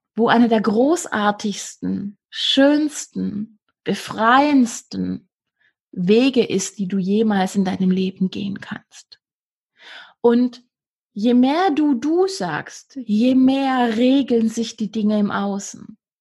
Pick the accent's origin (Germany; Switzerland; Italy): Germany; Swabia; accent: Swabian; ich bin aus dem Schwabenland, ich darf frägst benutzen